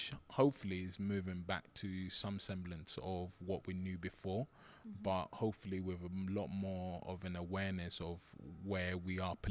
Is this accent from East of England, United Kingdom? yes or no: no; London, United Kingdom; also born or lived in Nigeria; I grew up in Southeast London